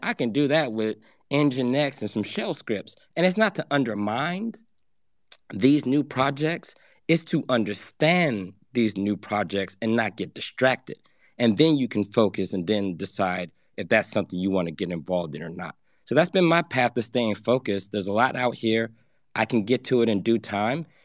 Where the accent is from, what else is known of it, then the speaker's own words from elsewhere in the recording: Atlanta, Georgia, United States; I grew up in Atlanta for the later half of my years.